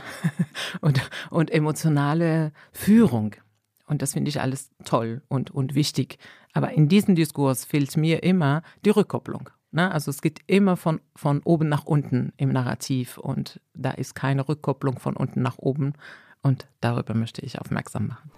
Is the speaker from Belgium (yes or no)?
no; Morocco; now in Germany; ich komme aus Marokko